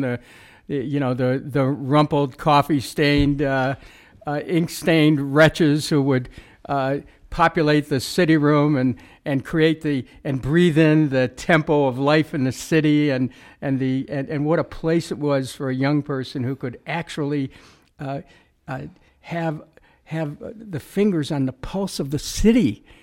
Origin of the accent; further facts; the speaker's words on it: Cleveland, Ohio, United States; my experience growing up in Cleveland